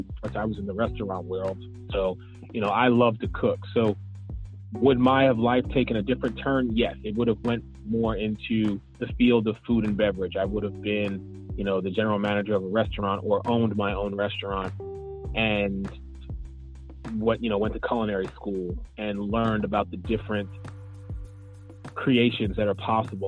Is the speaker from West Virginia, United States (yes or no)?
no; Philadelphia, Pennsylvania, United States; born or raised there; now in Orlando, United States